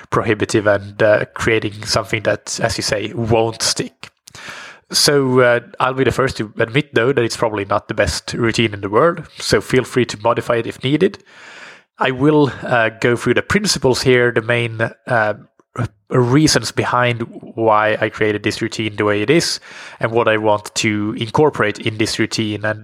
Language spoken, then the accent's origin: English; Colombia; now in Mexico; I'm from Colombia and currently living in Mexico.